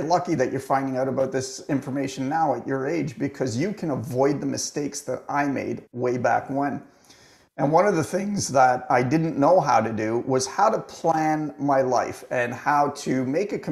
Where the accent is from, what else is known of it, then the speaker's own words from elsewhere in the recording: Toronto, Ontario, Canada; I was born and raised in Toronto